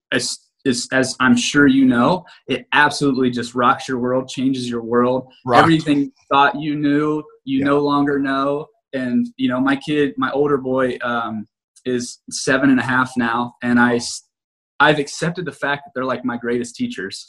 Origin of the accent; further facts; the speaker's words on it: Greenville, Ohio, United States; I grew up in a place called Greenville, Ohio.